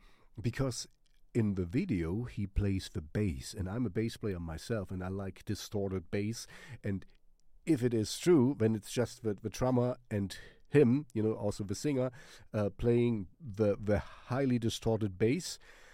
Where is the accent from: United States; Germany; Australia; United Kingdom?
Germany; first language German; English is a second language; I want to sing in German because it's my mother tongue